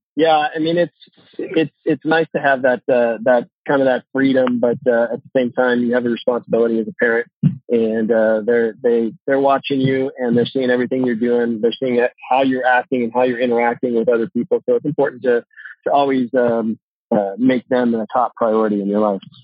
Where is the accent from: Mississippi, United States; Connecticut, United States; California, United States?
California, United States; Santa Margarita; also born or lived in San Luis Obispo, California / Atascadero, California; that's where I'm from. I grew up there.